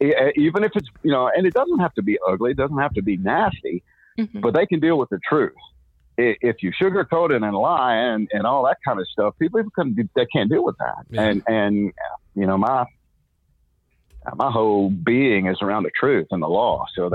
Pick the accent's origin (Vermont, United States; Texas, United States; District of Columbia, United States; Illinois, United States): Texas, United States; And just because I'm from Texas, just because we talk this way doesn't mean we're stupid.